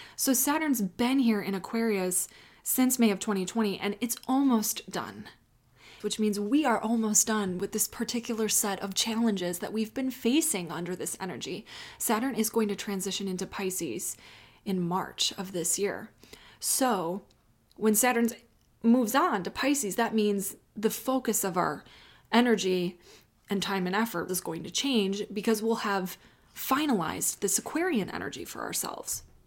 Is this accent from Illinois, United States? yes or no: yes; Chicago, Illinois, United States; now in Austin, United States; I was raised in Chicago